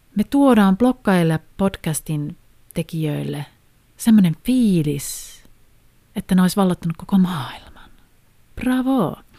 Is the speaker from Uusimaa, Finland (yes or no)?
no; Haapavesi, North Ostrobothnia, Finland; mä oon itse siis Haaperveltä, tai sieltä tarkemmin Kumisavan kylästä